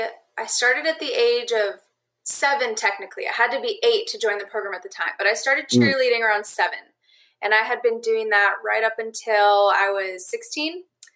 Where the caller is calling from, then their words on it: Tucson, Arizona, United States; I am calling from Tucson, Arizona.